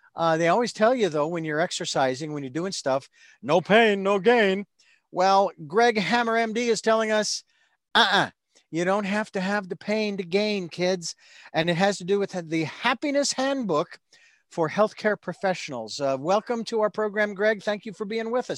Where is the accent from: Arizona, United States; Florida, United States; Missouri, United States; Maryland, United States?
Arizona, United States; Phoenix; I grew up in Phoenix